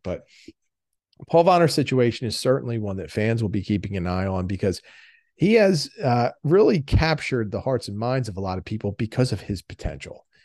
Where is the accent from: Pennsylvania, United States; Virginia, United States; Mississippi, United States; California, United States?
Pennsylvania, United States; Philadelphia; I'm from Philadelphia